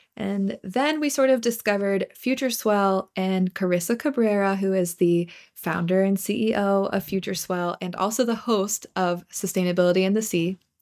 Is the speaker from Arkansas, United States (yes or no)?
no; Virginia, United States; I'm from Virginia